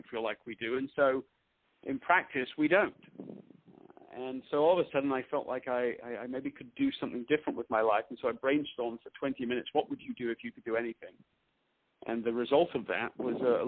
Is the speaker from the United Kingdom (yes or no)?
yes; Leeds, Yorkshire and the Humber, United Kingdom; moved away as an adult; also born or lived in London, England; now in United States; I was born in London, England. I grew up in the north of England in Leeds.